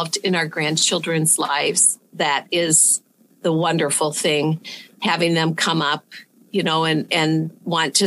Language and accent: English; Le Mars, Iowa, United States; also born or lived in Polk City, Iowa; I'm an Iowa girl. I was born and raised in Lamars, Iowa, which is best known as the ice cream capital of the world.